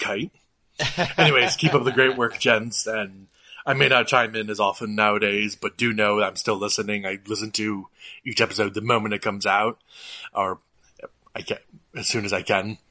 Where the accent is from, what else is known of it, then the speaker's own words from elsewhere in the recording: United States; we Americans